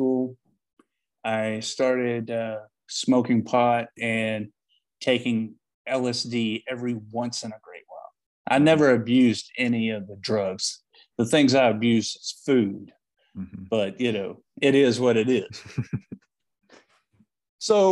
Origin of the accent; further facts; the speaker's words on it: Paris, Texas, United States; also born or lived in Austin, Texas; one of four watchmaking schools in the United States happened to be in my hometown of Paris, Texas